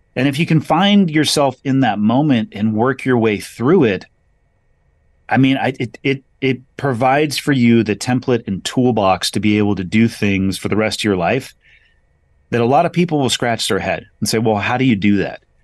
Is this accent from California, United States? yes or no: yes; California, United States; solidly middle class growing up on the West Coast, uh, in California at a beach town